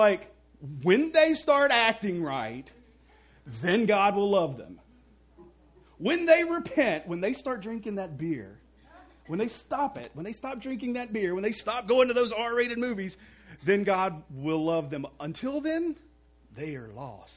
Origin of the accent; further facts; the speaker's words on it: Mississippi, United States; I grew up in Mississippi